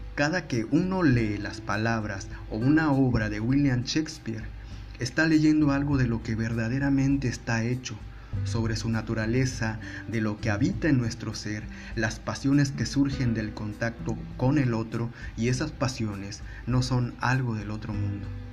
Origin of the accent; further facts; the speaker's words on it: Ciudad Victoria, Tamaulipas, Mexico; moved away as an adult; now in Monterrey, Mexico; Después de haber vivido gran parte de mi infancia y adolescencia en Ciudad Victoria, Tamaulipas